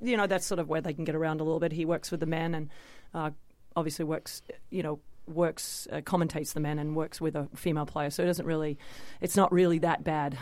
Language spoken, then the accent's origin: English; Australia; winning my first Grand Slam in front of my hometown